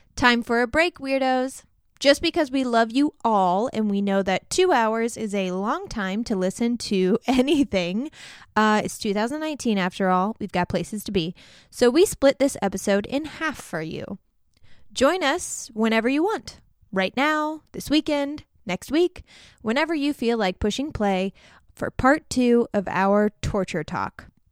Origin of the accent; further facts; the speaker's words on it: Southern Illinois, United States; I'm from Southern Illinois